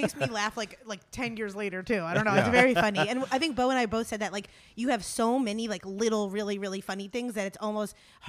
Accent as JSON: {"language": "English", "town": "Scranton", "region": "Pennsylvania", "country": "United States", "said": "I'm from Northeast. I'm from Scranton, Pennsylvania."}